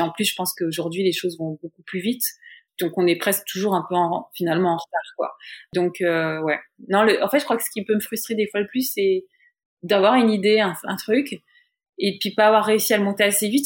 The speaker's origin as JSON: {"language": "French", "country": "France", "moved": "as an adult", "lives_now": "New York, United States", "said": "l'expérience d'ici en fait de New York en tant que française"}